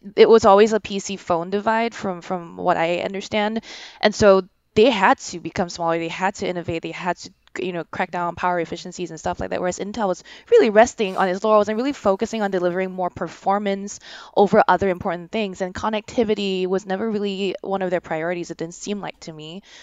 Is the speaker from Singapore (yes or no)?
yes; Singapore; moved away; I'm from Singapore. I'm going back soon